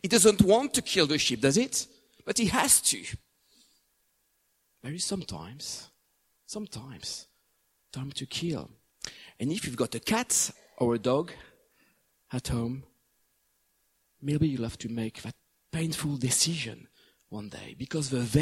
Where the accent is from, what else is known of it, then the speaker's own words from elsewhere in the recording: France; moved away as an adult; also born or lived in England; the place I grew up for the first time in my hometown in France